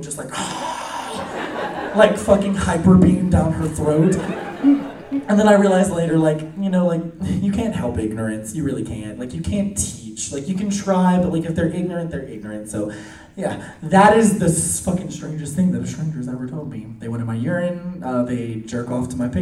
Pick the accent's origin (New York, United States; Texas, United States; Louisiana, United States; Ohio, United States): Louisiana, United States; New Orleans; I am from New Orleans